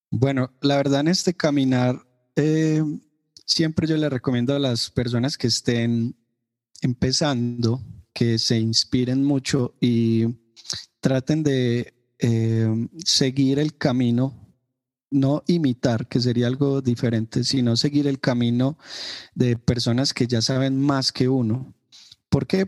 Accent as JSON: {"language": "Spanish", "town": "Medellín", "region": "Antioquia", "country": "Colombia", "said": "yo soy de la ciudad de Medellín, Colombia, eh, soy paisa, como nos suelen decir a los ciudadanos de Medellín."}